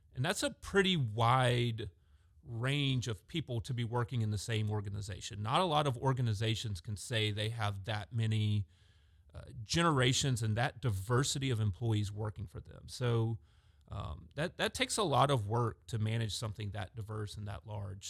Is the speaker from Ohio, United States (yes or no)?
no; Augusta, Georgia, United States; I grew up in Augusta, Georgia